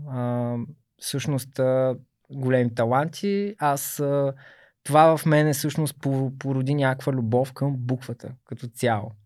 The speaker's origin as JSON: {"language": "Bulgarian", "town": "Burgas", "region": "Burgas Province", "country": "Bulgaria", "tie": "born or raised there", "said": "От пети клас математическа гимназия. Аз съм от Бургас"}